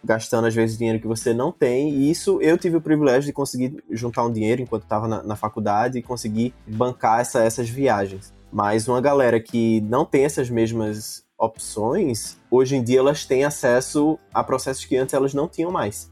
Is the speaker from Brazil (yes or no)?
yes; Recife, Pernambuco, Brazil; eu sou de Recife